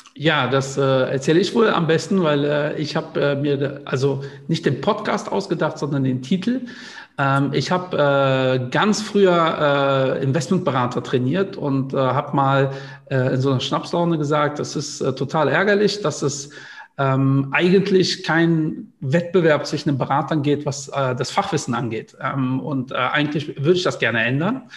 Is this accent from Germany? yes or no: yes; Cologne, North Rhine-Westphalia, Germany; da ich Kölner bin